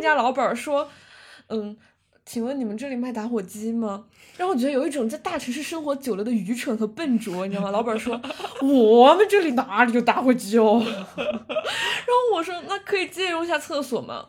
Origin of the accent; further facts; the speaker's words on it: Sichuan, China; 小时候在四川的高速公路上会看到很多载猪的车